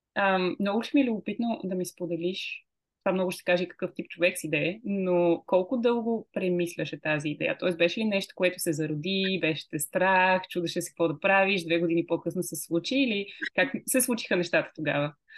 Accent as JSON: {"language": "Bulgarian", "country": "Bulgaria", "said": "аз съм българка и искам да водя тези разговори на български"}